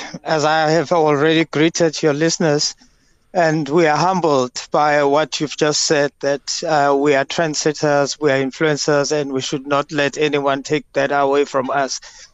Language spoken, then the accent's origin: English; Soweto, Gauteng, South Africa; we grew up together in Meadowlands as sisters